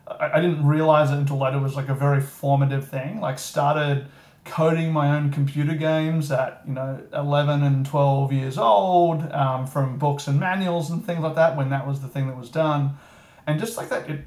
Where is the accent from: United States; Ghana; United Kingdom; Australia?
Australia; Perth, Western Australia; growing up in Perth, in a family actually who had a really strong orientation around technology